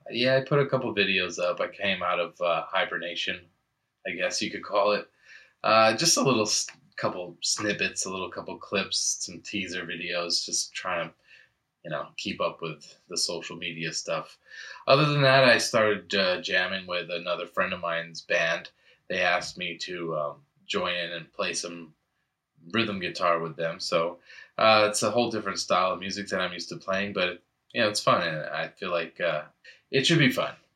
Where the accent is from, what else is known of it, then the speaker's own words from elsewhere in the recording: New England, United States; growing up in New England